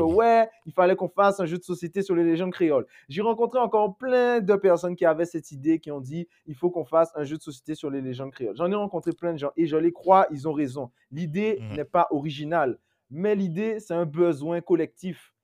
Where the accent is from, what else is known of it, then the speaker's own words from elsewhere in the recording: Guadeloupe; moved away; quand je rentre chez moi en Guadeloupe, j'ai pas d'eau